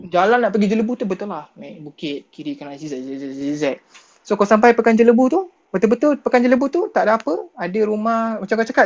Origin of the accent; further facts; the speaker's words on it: Kuantan, Pahang, Malaysia; Aku Abang, kalau Abang Ipah aku orang Kuantan tu.